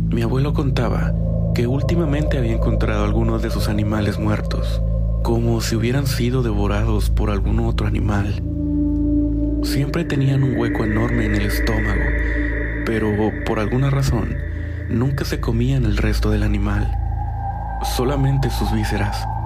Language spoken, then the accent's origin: Spanish; Costa Rica; soy de Costa Rica. Mi familia es de un lugar que actualmente está un poco más comercializado, pero antes era un pueblo bastante pequeño, llamado Nicoya.